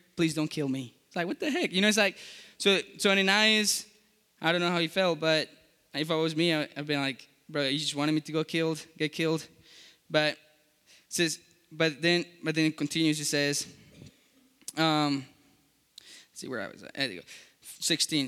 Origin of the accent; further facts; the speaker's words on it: Colombia; English is a second language; moved away; I was born in Colombia